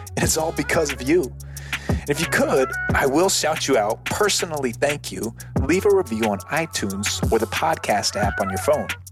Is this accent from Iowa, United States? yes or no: yes; Iowa, United States; I'm from Iowa, middle of nowhere Iowa